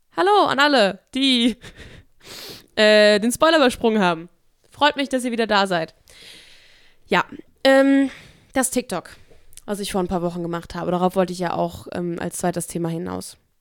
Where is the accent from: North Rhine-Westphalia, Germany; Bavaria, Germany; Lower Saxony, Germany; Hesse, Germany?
Hesse, Germany; Offenbach district; accent: Hessian; also born or lived in Koblenz; ich komme aus dem Kreis Offenbach